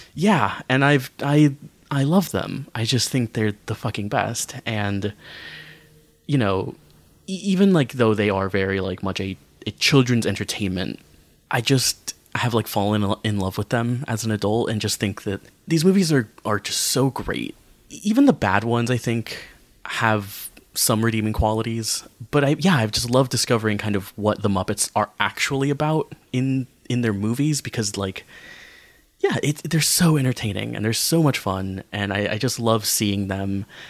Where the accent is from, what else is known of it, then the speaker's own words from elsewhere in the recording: United States; growing up in America